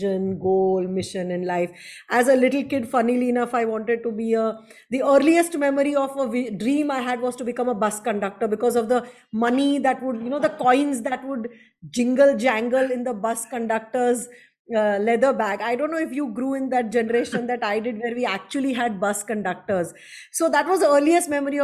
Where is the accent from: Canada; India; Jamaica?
India; Ahmedabad, Gujarat; moved away as an adult; also born or lived in Mumbai / Japan / Singapore; I am basically from Gujarat, Ahmedabad. I left Ahmedabad at 21 when I got married.